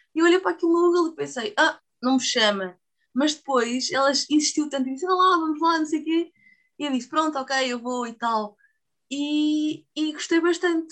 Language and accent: Portuguese; Portugal; somos Portugal